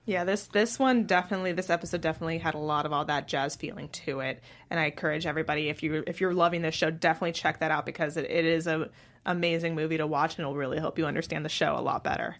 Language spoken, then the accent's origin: English; San Francisco, California, United States; I grew up in San Francisco